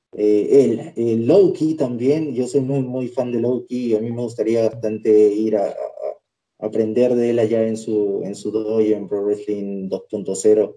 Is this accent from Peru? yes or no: yes; Peru; en mi país